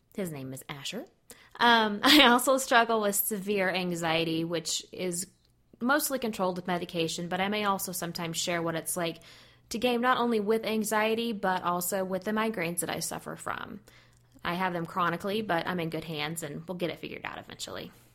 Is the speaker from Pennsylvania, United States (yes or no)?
no; Texas, United States; I am from Texas, and that accent will come out occasionally